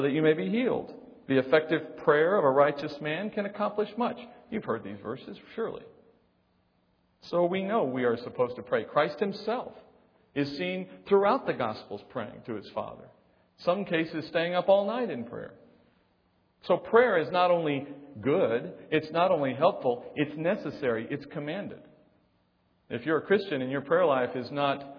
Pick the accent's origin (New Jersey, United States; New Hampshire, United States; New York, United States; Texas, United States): Texas, United States; I was born in Texas